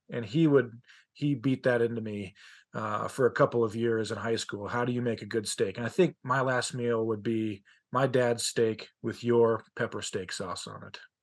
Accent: Colorado, United States; now in Utah, United States; I'm from Colorado

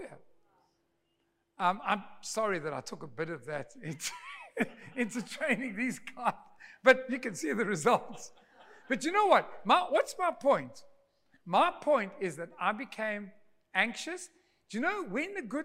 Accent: Durban, KwaZulu-Natal, South Africa; moved away as an adult; also born or lived in Pretoria; I was from Durbs

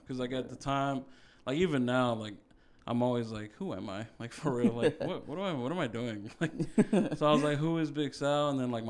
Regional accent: Des Plaines, Illinois, United States; also born or lived in Florida; I grew up in Des Plaines, Illinois, in like a trailer home.

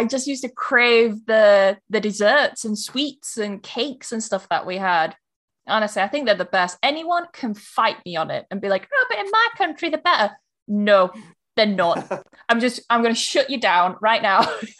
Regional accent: England, United Kingdom; I will say to them, like, I'm not being English about this.

